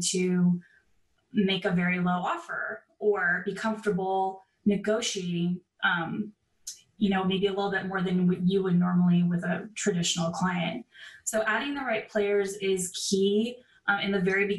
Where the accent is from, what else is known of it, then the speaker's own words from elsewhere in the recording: San Diego, California, United States; moved away as an adult; I am originally from San Diego, California.